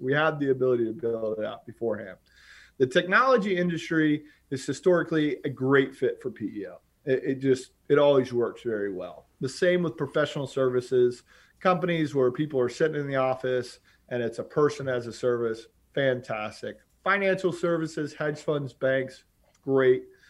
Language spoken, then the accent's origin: English; Charlotte, North Carolina, United States; moved away as an adult; also born or lived in New York City; now in Gainesville, United States; from Charlotte, North Carolina. I grew up on fourteen acres, uh, outside of Charlotte with my, my lovely family